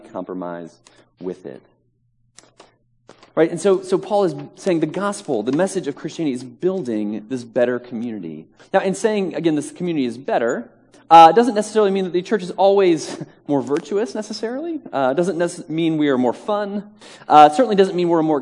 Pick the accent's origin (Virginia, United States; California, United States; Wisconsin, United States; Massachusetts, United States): Virginia, United States; now in Manhattan, United States; I am originally from Virginia and very proud and happy Virginian as well